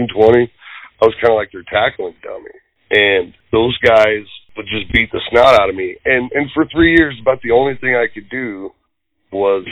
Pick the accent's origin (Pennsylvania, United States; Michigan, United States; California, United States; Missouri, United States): Missouri, United States; St. Louis; I was born in St. Louis, Missouri